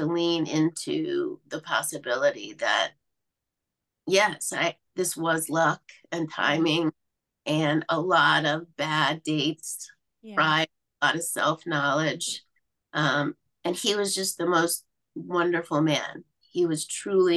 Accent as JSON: {"language": "English", "town": "Mobile", "region": "Alabama", "country": "United States", "tie": "born or raised there", "said": "I grew up in Mobile, Alabama"}